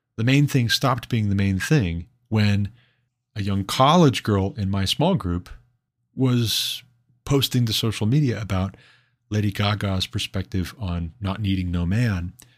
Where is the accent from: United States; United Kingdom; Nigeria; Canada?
United States; Montana; moved away as an adult; also born or lived in Hillsboro, Ohio; before I moved back to my home state of Montana